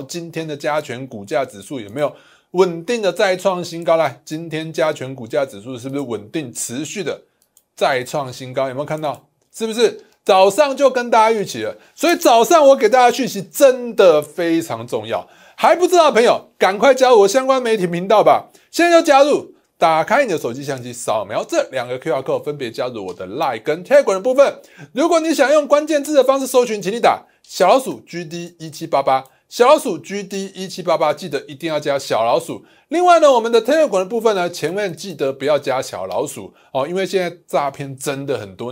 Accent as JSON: {"language": "Chinese", "country": "Taiwan", "said": "我们台湾人"}